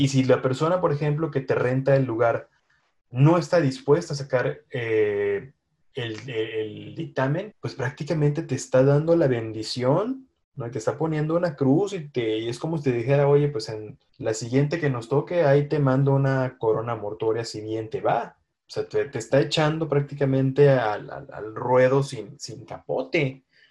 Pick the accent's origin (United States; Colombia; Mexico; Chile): Mexico; que nos caracteriza como mexicanos